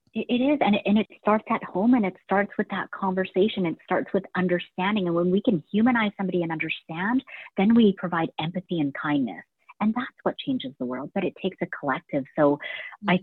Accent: Canada; our family immigrated here when I was about two years old, um, you know, and we didn't come to Canada with much and we didn't speak English

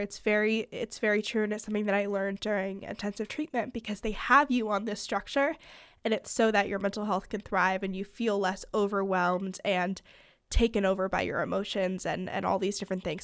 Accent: California, United States; moved away as an adult; now in Pennsylvania, United States; I'm from California, but I go to school in Pennsylvania

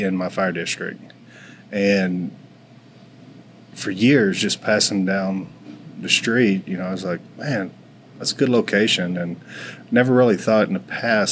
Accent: Forney, Texas, United States; moved away as an adult; now in Richardson, United States; I grew up in Forney

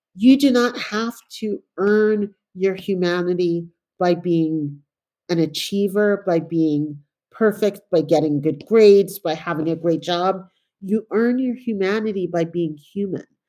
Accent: New York City, New York, United States; also born or lived in Panama / England; I grew up in New York in a time that, you know, in a very impoverished neighborhood

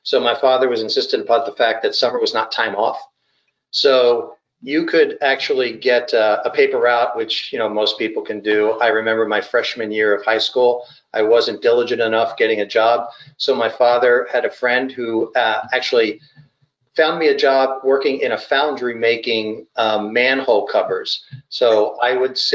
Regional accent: Philadelphia, Pennsylvania, United States; I was born and grew up mainly in the Philadelphia area, greater Philadelphia area

